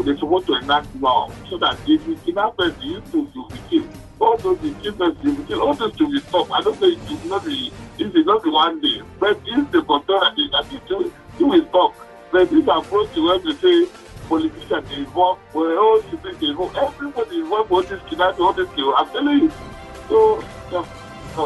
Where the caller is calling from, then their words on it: Gwagwa, Federal Capital Territory, Nigeria; Yeah, I'm from Gwagwa.